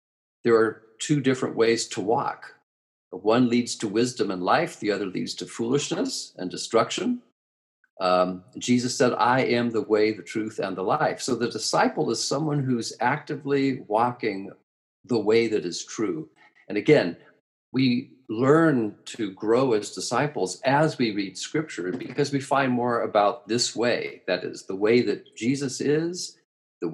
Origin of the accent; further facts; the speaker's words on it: United States; as an American